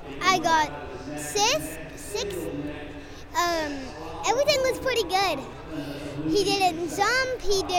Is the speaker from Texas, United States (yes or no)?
yes; San Antonio, Texas, United States; I'm 8 and I'm from San Antonio.